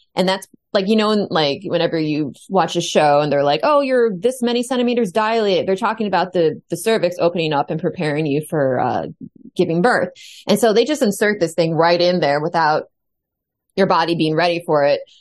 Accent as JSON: {"language": "English", "country": "United States", "said": "I'm the only American on this show"}